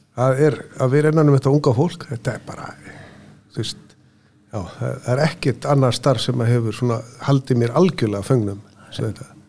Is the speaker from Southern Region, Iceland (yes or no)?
no; Austurland, Eastern Region, Iceland; moved away; ég er nú ættaður af Östuránum, fættist þar og ólst upp